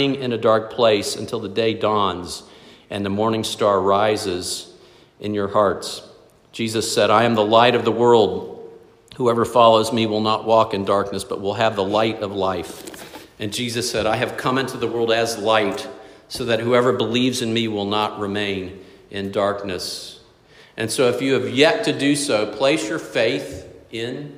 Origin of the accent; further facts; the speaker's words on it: South Florida, United States; Growing up in South Florida, we had in our backyard 2 huge lychee trees